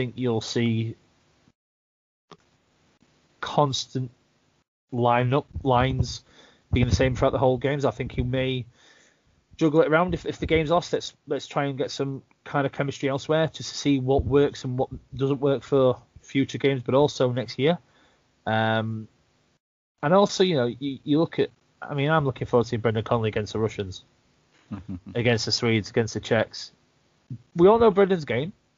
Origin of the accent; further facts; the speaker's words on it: United Kingdom; British hockey fans